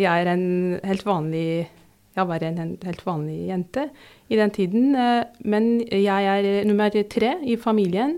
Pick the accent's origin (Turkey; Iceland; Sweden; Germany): Turkey; Norwegian is a second language; moved away as an adult; now in Drammen, Norway; Jeg sier ikke opprinnelig fra Tyrkia, for jeg er fra Tyrkia.